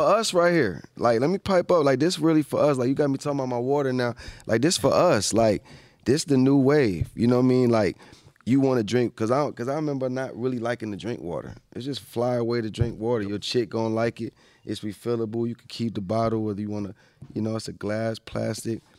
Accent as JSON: {"language": "English", "town": "Atlanta", "region": "Georgia", "country": "United States", "tie": "born or raised there", "also_born_or_lived": "New York", "said": "I was born in New York, raised in Atlanta"}